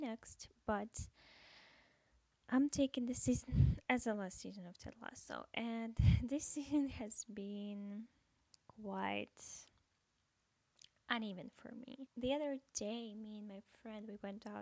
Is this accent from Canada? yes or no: no; Russia; English is a second language; moved away as an adult; also born or lived in America; now in United States; I'm from Russia, and I moved to America about a year ago